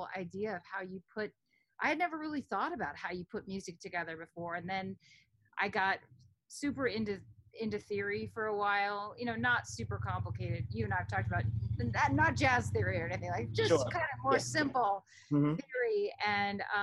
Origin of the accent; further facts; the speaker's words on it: Omaha, Nebraska, United States; moved away as an adult; also born or lived in New York City / Texas / Berkeley; I grew up in Omaha, Nebraska until I was 18.